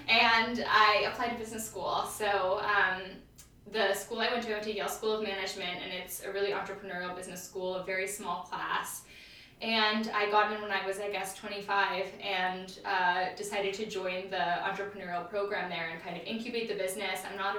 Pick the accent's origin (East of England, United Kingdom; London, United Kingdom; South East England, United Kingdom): London, United Kingdom; also born or lived in Tokyo, Japan; So I was born in London, and then we were in Tokyo, and then back to London. And throughout that entire time period, we always would move neighborhoods.